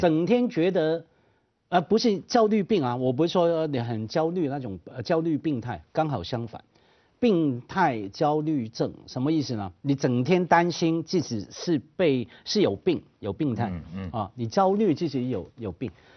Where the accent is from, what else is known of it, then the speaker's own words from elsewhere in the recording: Hong Kong; 我们香港话叫碌你人情卡了